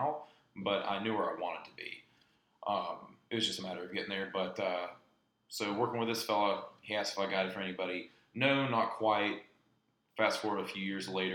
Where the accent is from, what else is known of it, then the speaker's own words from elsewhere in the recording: Cullowhee, North Carolina, United States; I was born in the Caney Fork Valley out in Jackson County, so about 45 minutes west of here, a little bit further out in the Cullowhee area. But very, very fortunate getting to grow up here